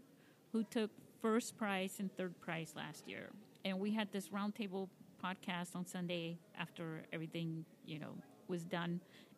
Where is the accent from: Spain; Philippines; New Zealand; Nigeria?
Spain; You know, I come from Spain, and they're big into swords over there in Toledo.